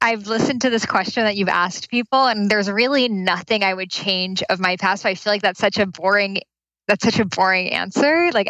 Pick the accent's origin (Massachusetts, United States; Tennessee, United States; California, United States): Massachusetts, United States; Boston; now in Santa Monica, United States; In Boston.